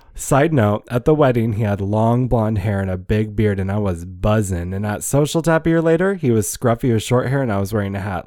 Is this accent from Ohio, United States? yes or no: yes; Ohio, United States; also born or lived in Fresno, California; raised in Ohio